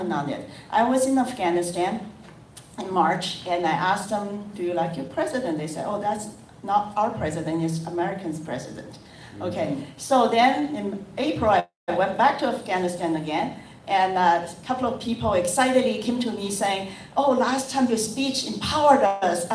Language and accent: English; China; moved away as an adult; now in United States; I'm from China